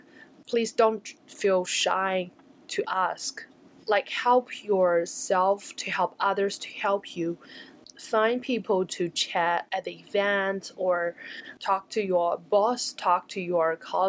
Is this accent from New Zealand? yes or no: yes; New Zealand; And as a Kiwi entrepreneurs, I feel very proud that we can do that.